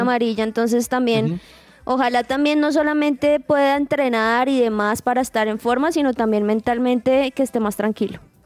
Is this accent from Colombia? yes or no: yes; Colombia; como colombianos decimos